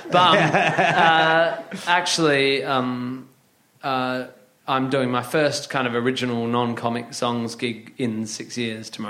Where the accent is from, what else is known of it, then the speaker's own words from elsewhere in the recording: Northampton, East Midlands, United Kingdom; born there; I was born in Northampton.